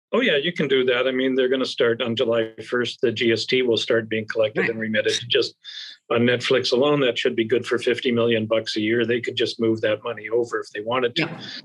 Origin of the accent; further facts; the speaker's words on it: Canada; I've flashed my Canadian passport so you know I'm a Canadian guest